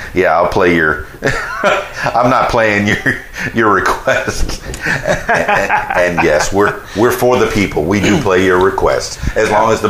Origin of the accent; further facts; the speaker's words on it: Miami, Florida, United States; I guess I'm a Yankee from Miami. That's what they always call me because it's the biggest suburb of New York down there.